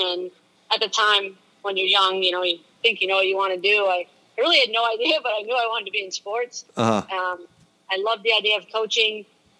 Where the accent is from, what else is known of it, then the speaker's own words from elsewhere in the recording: Sharon, Massachusetts, United States; I grew up in Sharon, Mass, which is a small town, and it's actually where Bruce Pearl is from.